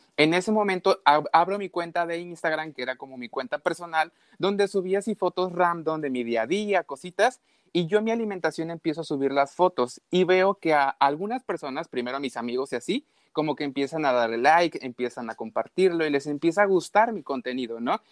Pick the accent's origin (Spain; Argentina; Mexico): Mexico; also born or lived in Veracruz; Yo vivo exactamente en Veracruz, soy de México.